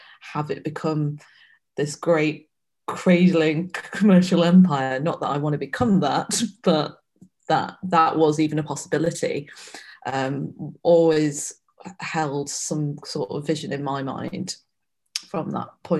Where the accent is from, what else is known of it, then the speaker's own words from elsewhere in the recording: Manchester, North West England, United Kingdom; now in London, United Kingdom; Being a Asian girl growing up in Manchester